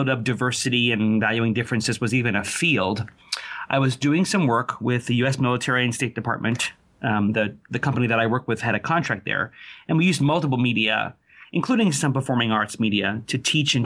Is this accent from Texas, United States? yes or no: no; outside New York City, United States; I grew up outside New York City